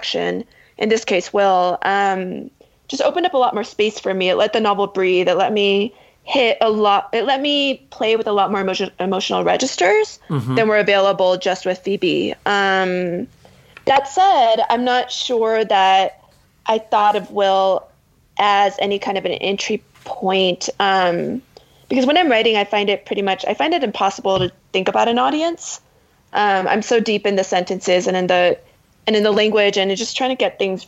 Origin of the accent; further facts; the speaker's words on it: United States; I'm Korean American